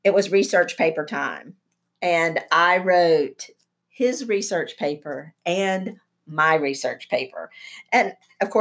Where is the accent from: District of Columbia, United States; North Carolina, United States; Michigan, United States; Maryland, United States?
North Carolina, United States; Burnsville; moved away; My hometown is a little town in the mountains of North Carolina in Yancey County called Burnsville